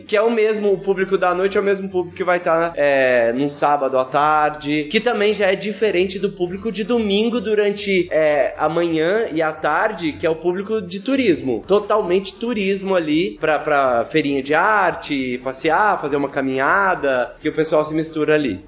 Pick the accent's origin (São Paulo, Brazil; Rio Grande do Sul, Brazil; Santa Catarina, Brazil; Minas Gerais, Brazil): Minas Gerais, Brazil; Campo Belo; Eu sou de Campo Belo, fica no sul de Minas